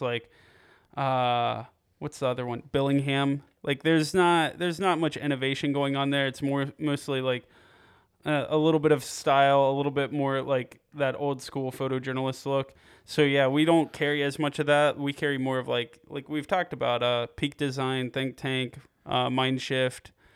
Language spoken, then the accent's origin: English; Piqua, Ohio, United States; moved away; I'm from Piqua, uh, just north of Dayton